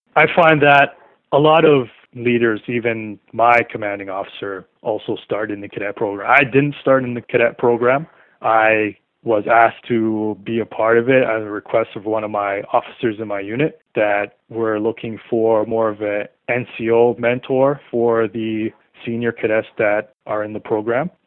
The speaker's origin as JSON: {"language": "English", "town": "Toronto", "region": "Ontario", "country": "Canada", "tie": "born or raised there", "said": "I was growing up in the Malvern area in Toronto"}